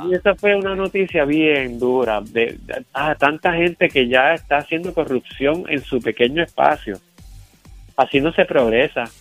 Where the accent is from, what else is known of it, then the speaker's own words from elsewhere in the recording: Carolina, Puerto Rico; Yo soy de Carolina, yo conozco esto allí bien